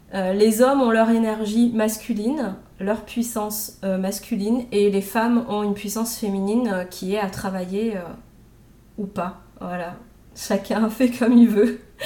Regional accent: Réunion; moved away as an adult; also born or lived in Metropolitan France; now in France; J'étais à l'île de la Réunion jusqu'à mes 26 ans, puisque je suis réunionnaise. Et ça fait 10 ans que je suis en métropole.

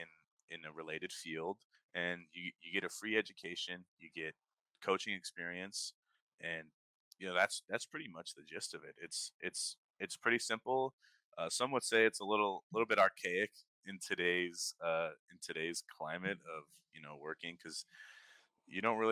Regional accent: Toppenish, Washington, United States; moved away; I'm from Toppenish, Washington. Born and raised

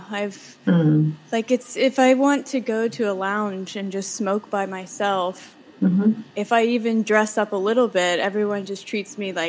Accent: Virginia, United States; moved away as an adult; now in New York City, United States; I'm from Virginia. I've just been in New York for like 2 years now.

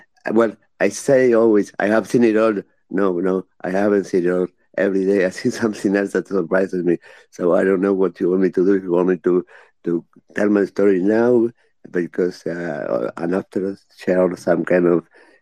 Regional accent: Uruguay; I am from Uruguay. I have been into cybersecurity all of my life. And well, I have worked for the government in Uruguay in different ministries.

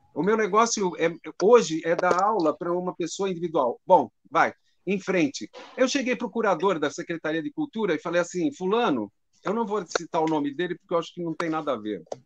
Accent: Brazil; Biblioteca da Lapa que é o bairro onde eu nasci

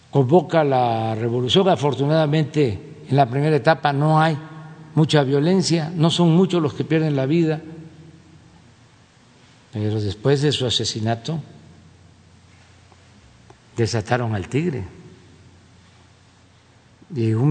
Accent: Mexico; somos todos mexicanos

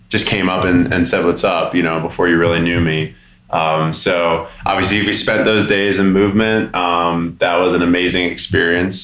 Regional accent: Denver, Colorado, United States; I'm from Denver

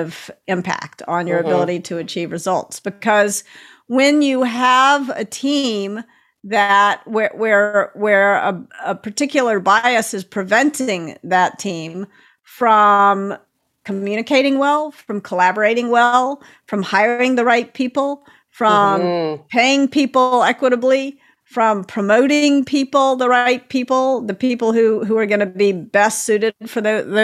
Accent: Tennessee, United States; I'm from Tennessee, and I grew up

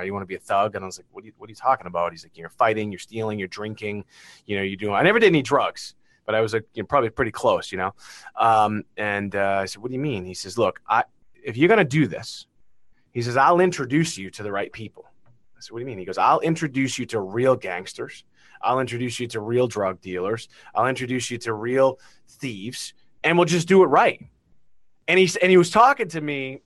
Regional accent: Beverly, Massachusetts, United States; accent: Massachusetts; where I grew up in Beverly, Massachusetts

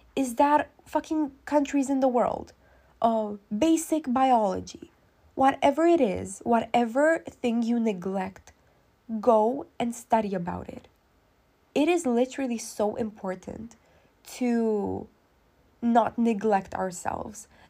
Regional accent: Romania; I'm not American, I'm Romanian

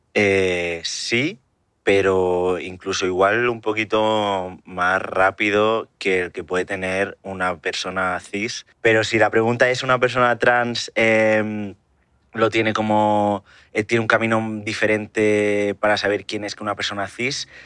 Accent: Barcelona, Catalonia, Spain; now in Terrassa, Spain; yo soy de Barcelona, vivo en Tarrasa, que es una ciudad que está muy cerca

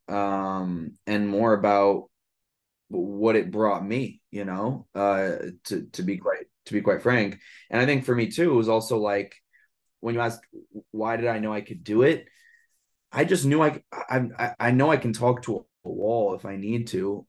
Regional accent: New York City, New York, United States; also born or lived in Santa Barbara, California / Boston, Massachusetts; born and raised in Brooklyn, New York, um, I live here now as well

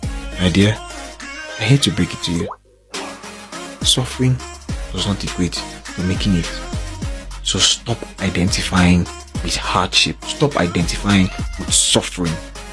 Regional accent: Lagos, Nigeria; also born or lived in Eket / Aba / Abuja; I was born in Lagos. I grew up partly in Lagos. Grew up also in Eket, Akwa Ibom State. And then dad retired, moved to my hometown, Aba.

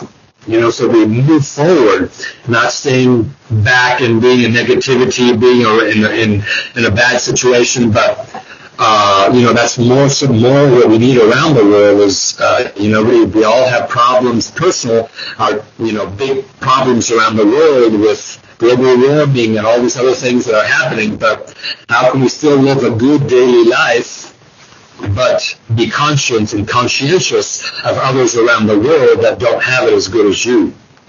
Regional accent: Bolivia; also born or lived in New York City, United States; now in United States; growing up in Bolivia in the 1960s, 70s, that kind of stuff, 80s, being in here in the United States and living in New York City for 7 years, the whole thing.

